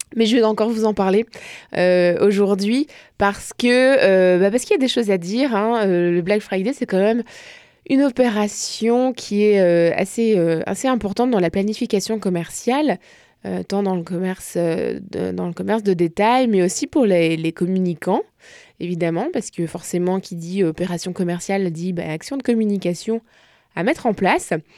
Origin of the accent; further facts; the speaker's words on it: France; accent: French; now in Quebec, Canada; j'assume mon accent français